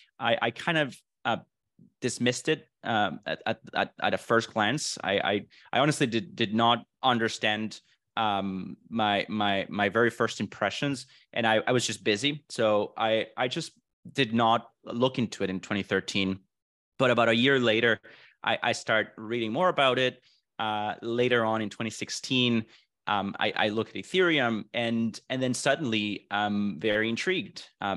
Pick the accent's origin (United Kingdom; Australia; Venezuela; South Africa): Venezuela; also born or lived in Vancouver, Canada; now in Miami, United States; So I was born and raised in Venezuela, moved to Vancouver, Canada in 2009. I spent the last 14 years almost in Vancouver. And then I recently moved to Miami, Florida in November of 2022, last year.